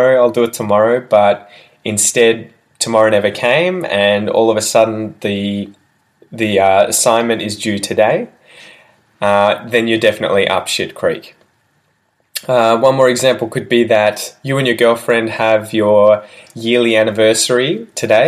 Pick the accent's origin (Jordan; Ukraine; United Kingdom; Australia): Australia; first language English; as an Australian